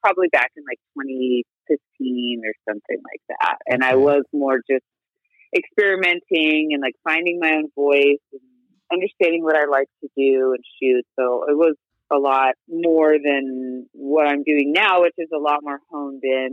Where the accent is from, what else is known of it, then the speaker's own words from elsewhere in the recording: Moreno Valley, California, United States; I grew up in Moreno Valley, which is in the Inland Empire in Southern California